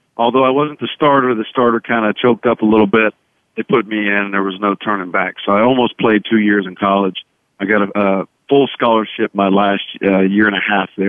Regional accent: Charlotte, North Carolina, United States; also born or lived in Moore, Oklahoma; That's right. My dad was in the radio business. We moved from the Midwest and Moore, Oklahoma, which is outside of Norman, Oklahoma, to Charlotte.

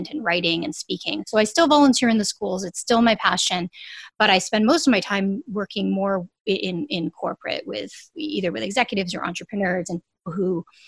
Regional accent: Canada; we're Canadian

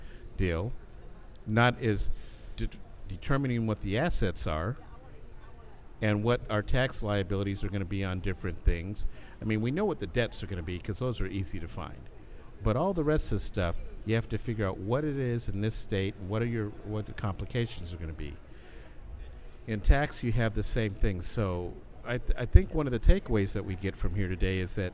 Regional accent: Chicago, Illinois, United States; my hometown. So you come to my hometown

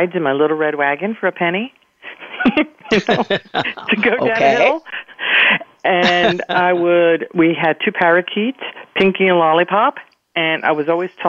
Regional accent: King of Prussia, Pennsylvania, United States; first language Spanish; English is a second language; I grew up in King of Prussia, Pennsylvania

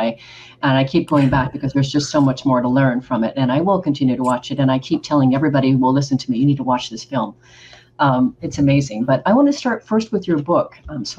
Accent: Oregon, United States; also born or lived in Rio de Janeiro, Brazil; now in Texas, United States; I'm originally from Oregon

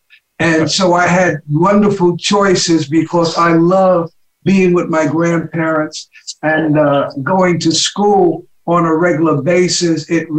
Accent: New York City, New York, United States; I grew up in Harlem, attended school. So I lived on 132nd Street between Fifth Avenue and now it's called Malcolm X Boulevard. I lived at 10 West. That building doesn't exist any longer.

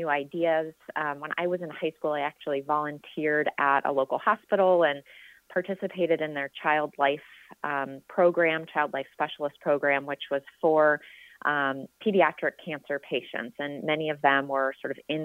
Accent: Seattle, Washington, United States; now in Northern California, United States; I'm actually originally from the Pacific Northwest, from the Seattle area

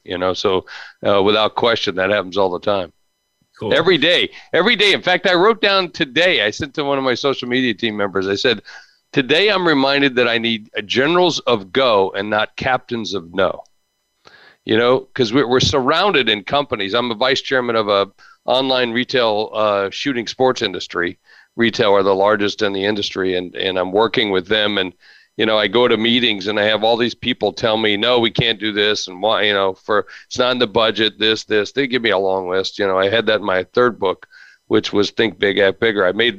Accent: Charleston, West Virginia, United States; born there; I was born in Charleston, West Virginia.

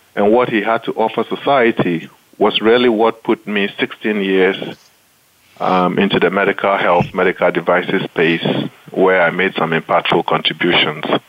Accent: Accra, Greater Accra, Ghana; moved away as an adult; also born or lived in United States; I grew up in Ghana, um, mostly with my grandparents who had immigrated from the northern part of Ghana to settle in Accra, which is the capital of Ghana

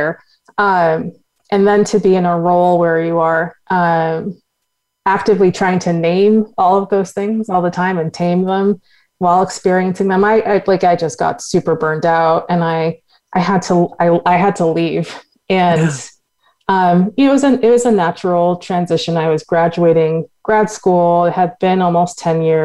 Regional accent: Boston, Massachusetts, United States; I grew up in Boston, Massachusetts, which is a very white city

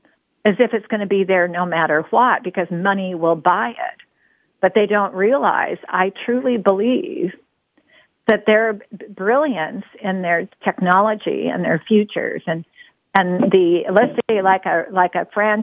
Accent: Grants Pass, Oregon, United States; I came from a tiny town out in nowhere

